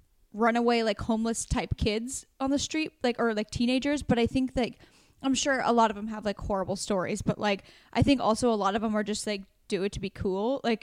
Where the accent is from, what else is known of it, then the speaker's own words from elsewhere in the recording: Warrenton, Oregon, United States; moved away; my town where I went to like high school, Warrenton had 3,000 people in it when I lived there.